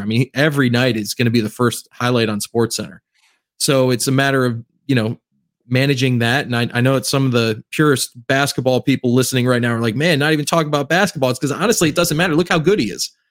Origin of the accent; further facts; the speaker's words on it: Cleveland, Ohio, United States; I'm actually from Cleveland